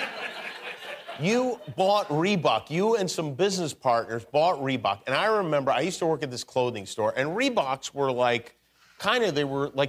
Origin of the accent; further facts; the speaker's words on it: Las Vegas, Nevada, United States; moved away; I grew up in Las Vegas